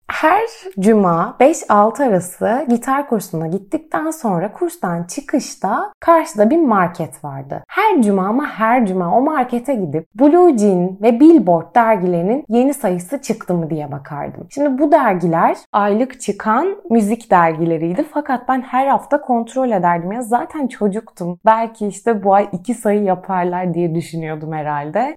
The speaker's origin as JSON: {"language": "Turkish", "region": "Trabzon", "country": "Turkey", "tie": "born or raised there", "also_born_or_lived": "Kocaeli", "said": "Biz Kocaeli'nden Trabzon'a taşındığımızda çok büyük bir kültür değişimi yaşadığımı hatırlıyorum. Kaldı ki biz Trabzonluyuz ama ben Trabzon'da doğup büyümedim. İlkokul 2'de buraya geldiğimde"}